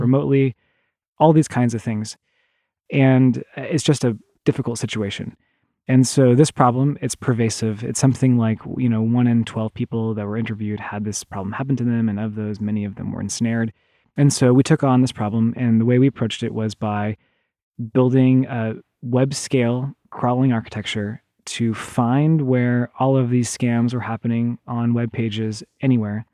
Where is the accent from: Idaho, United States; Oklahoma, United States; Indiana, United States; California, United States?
Oklahoma, United States; moved away; I grew up in the Midwest, in, in Oklahoma